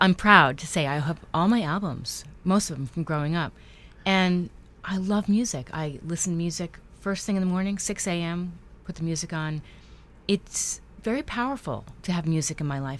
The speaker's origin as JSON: {"language": "English", "region": "New York", "country": "United States", "tie": "born or raised there", "said": "I grew up in New York"}